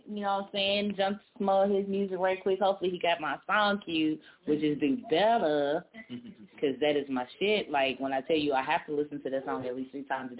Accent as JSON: {"language": "English", "region": "California", "country": "United States", "moved": "as an adult", "said": "I'm from Cali."}